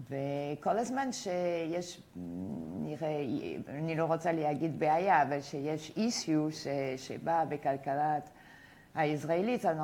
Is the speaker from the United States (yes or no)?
yes; United States; Hebrew is a second language; moved away as an adult; now in Israel; אני הייתי עדיין uh, כמעט עולה חדשה. באתי אה, מארצות הברית, אה, איפה הייתי אה, תלמידה מן אוסטריאן אקונומיקס, שזה באמת ליברטריאן, והגעתי לישראל והייתי קצת מופתע.